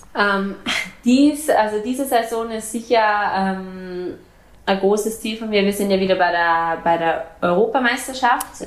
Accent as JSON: {"language": "German", "country": "Austria", "also_born_or_lived": "Germany", "moved": "yes", "lives_now": "Frankfurt, Germany", "said": "bei uns in Österreich"}